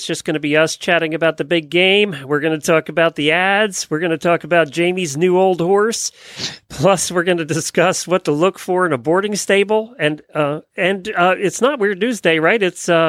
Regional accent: near Philadelphia, Pennsylvania, United States; now in Ocala, United States; but I grew up near Philadelphia. We were not too far from Philadelphia

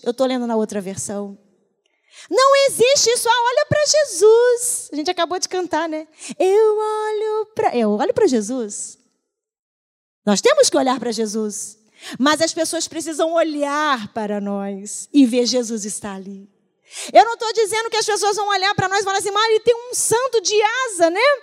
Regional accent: Brazil

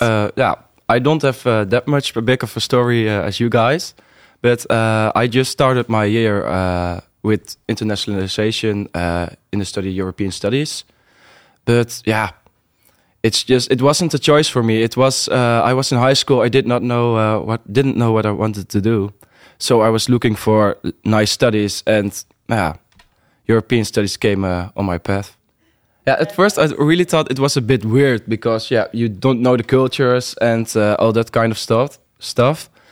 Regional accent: Overijssel, Netherlands; I'm from Overijssel, the Netherlands

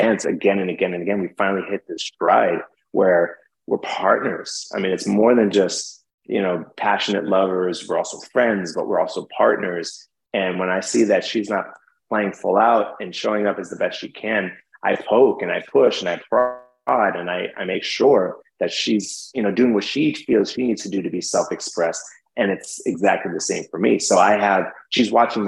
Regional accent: New York City, New York, United States; I'm from New York City.

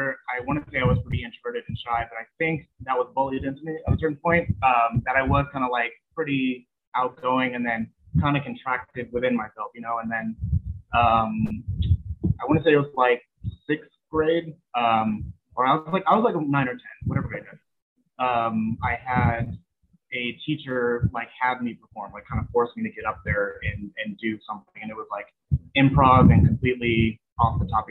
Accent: San Bernardino, California, United States; also born or lived in high desert area, California; I'm from San Bernardino

